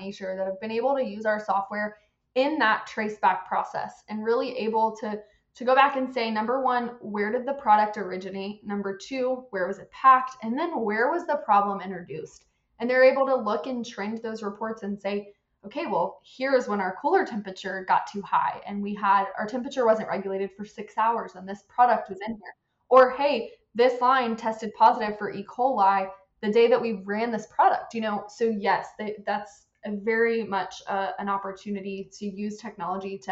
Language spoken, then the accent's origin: English; Central Florida, United States; I'm from Central Florida